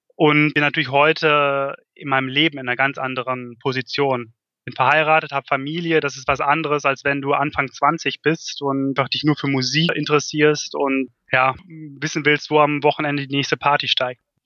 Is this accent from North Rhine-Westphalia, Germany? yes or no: yes; North Rhine-Westphalia, Germany; in Ostwestfalen, ja. wo ich aufgewachsen bin